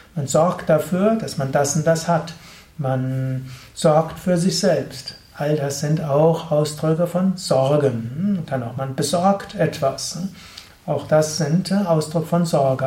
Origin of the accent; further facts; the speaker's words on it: Germany; bei uns in Deutschland